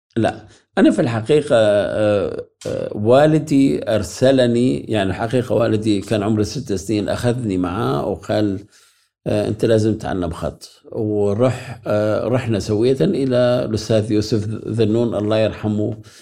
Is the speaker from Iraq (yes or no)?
yes; Iraq; first language Arabic; moved away as an adult; now in Germany; بدوي يعني ولدت في الصحراء